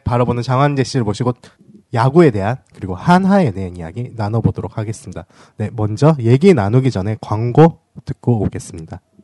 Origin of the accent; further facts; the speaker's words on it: Daegu, South Korea; 저는 대구 출신이다 보니까는